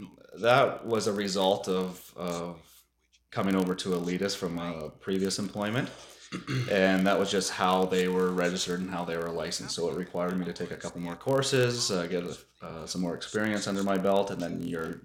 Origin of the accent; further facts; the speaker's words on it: Campbell River, British Columbia, Canada; also born or lived in Williams Lake; But I certainly consider Campbell River my hometown, and now I have a beautiful wife and two wonderful boys that we are raising in Campbell River.